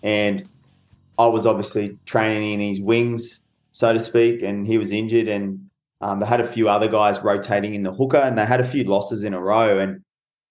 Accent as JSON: {"language": "English", "town": "Brisbane", "region": "Queensland", "country": "Australia", "tie": "born or raised there", "said": "my debut would have been in my hometown where my family could have watched."}